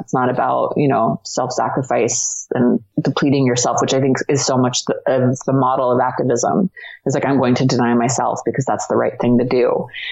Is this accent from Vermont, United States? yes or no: no; Washington, District of Columbia, United States; I was born in Washington D.C.